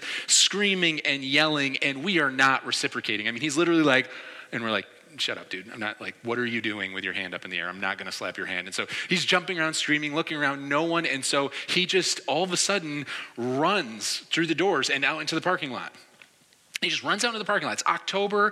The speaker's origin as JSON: {"language": "English", "region": "New York", "country": "United States", "also_born_or_lived": "Philadelphia", "said": "I'm from New York"}